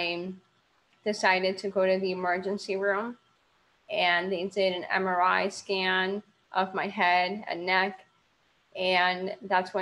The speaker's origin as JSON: {"language": "English", "town": "Miami", "region": "Florida", "country": "United States", "said": "I am from Miami, Florida."}